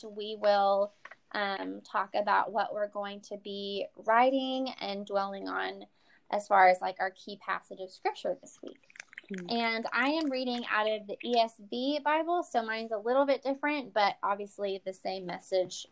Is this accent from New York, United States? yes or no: no; East Texas, United States; you can tell I'm from East Texas.